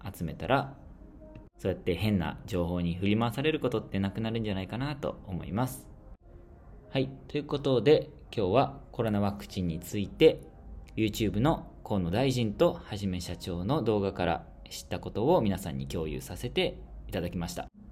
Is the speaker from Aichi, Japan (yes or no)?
no; Shizuoka, Japan; moved away as an adult; also born or lived in Papua New Guinea; now in Tanzania; 僕の出身の静岡市